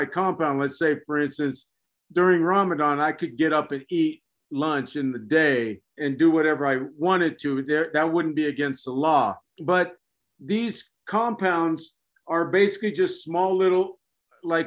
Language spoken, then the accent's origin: English; United States; moved away as an adult; also born or lived in Saudi Arabia; I'm an American